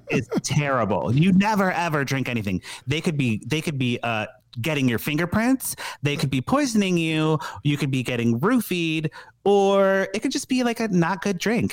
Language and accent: English; Chicago, Illinois, United States; Being a Chicagoan